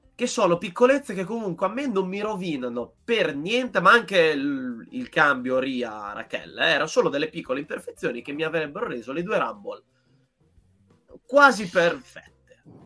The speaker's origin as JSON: {"language": "Italian", "region": "Emilia-Romagna", "country": "Italy", "said": "io da buon romagnolo"}